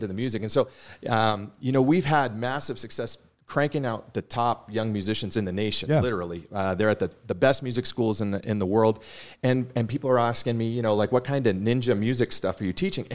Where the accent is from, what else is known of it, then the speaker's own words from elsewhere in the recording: Boston, Massachusetts, United States; moved away; growing up in Boston